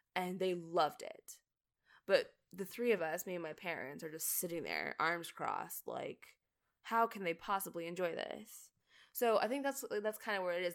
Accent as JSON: {"language": "English", "country": "Canada", "moved": "as an adult", "lives_now": "United States", "said": "I'm Canadian."}